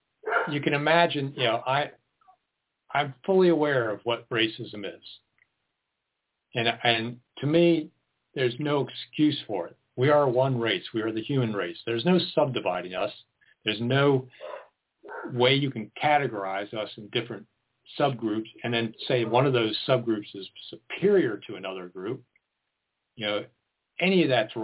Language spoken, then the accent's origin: English; United States; now in Lane County, Oregon, United States; I grew up outside of Washington, D.C.